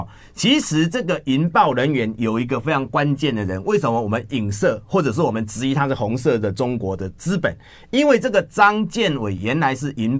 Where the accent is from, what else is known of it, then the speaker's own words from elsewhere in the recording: Taiwan; 吸台电血背后就是吸我们台湾人民的血汗钱啊。